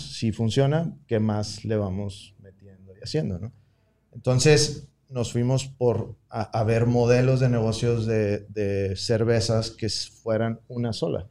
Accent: Tecate, Baja California, Mexico; moved away; also born or lived in Monterrey, Mexico / San Diego, United States; yo soy de Tecate, entonces también como crecer en un, pueblo

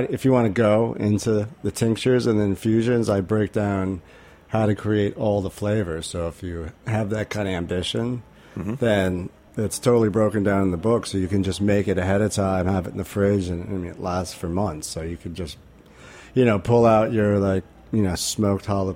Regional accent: Rhode Island, United States; I grew up in Rhode Island and I had this crazy, like amazing garden my father and mother built.

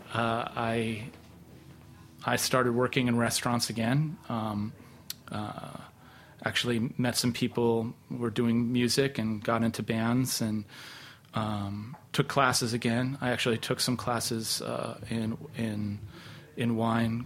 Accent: New York, United States; I was from New York

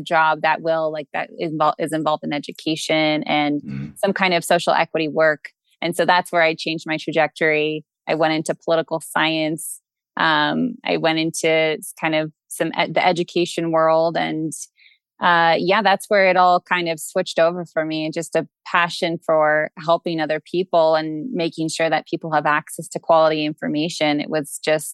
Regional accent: Virginia, United States; moved away as an adult; also born or lived in New York City; now in Colorado, United States; I grew up in the East Coast, Virginia to New York City, and I moved to Colorado 9 years ago.

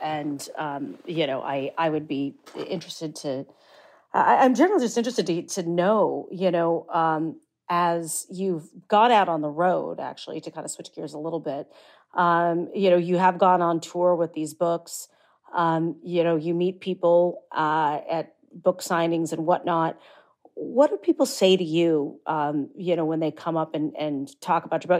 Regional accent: Midwest, United States; as a woman from the Midwest

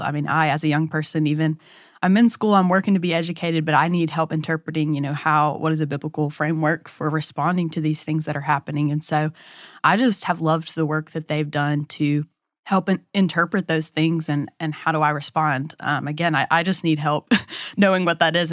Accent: Hattiesburg, Mississippi, United States; I'm from Hattiesburg, Mississippi

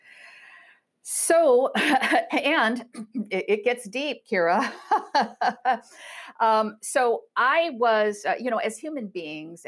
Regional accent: Iowa, United States; moved away; also born or lived in Chicago; I'm from Iowa, a good Iowa girl

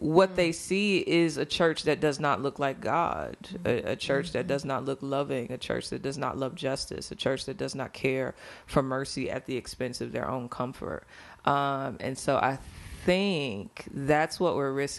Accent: St. Louis, Missouri, United States; also born or lived in Chicago; now in Atlanta, United States; I'm from St. Louis

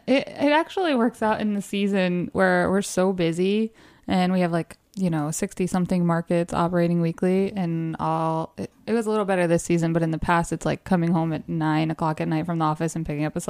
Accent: the South, United States; moved away; I'm from the South

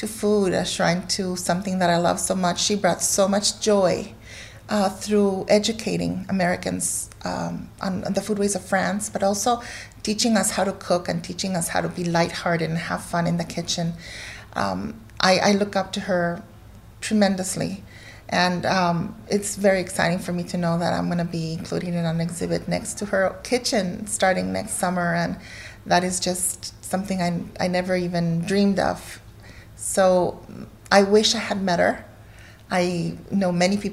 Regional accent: Guatemala; also born or lived in United States; now in North Carolina, United States; I was born here, I grew up in Guatemala

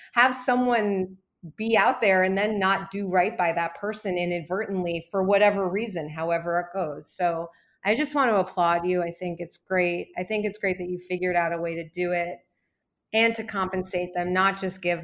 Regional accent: New York, United States; I grew up in New York

